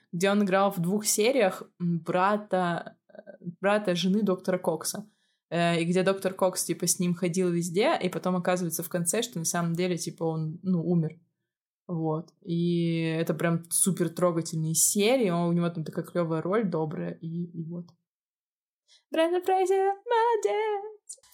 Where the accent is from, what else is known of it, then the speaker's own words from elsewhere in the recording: Murmansk, Murmansk Oblast, Russia; now in Armenia; Они спрашивают, откуда ты? Я говорю, Мурманск